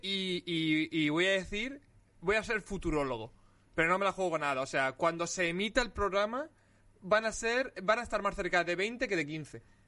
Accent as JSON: {"language": "Spanish", "town": "Alicante", "region": "Valencian Community", "country": "Spain", "said": "soy de Alicante y, yo no conozco la nieve"}